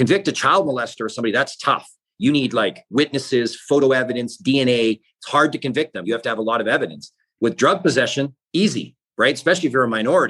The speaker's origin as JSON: {"language": "English", "region": "British Columbia", "country": "Canada", "tie": "born or raised there", "said": "where I grew up in British Columbia"}